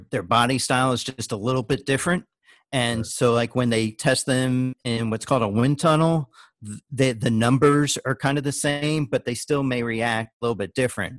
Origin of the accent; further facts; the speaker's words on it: Indianapolis, Indiana, United States; moved away; also born or lived in Daytona Beach, Florida / New York; I'm from Indianapolis originally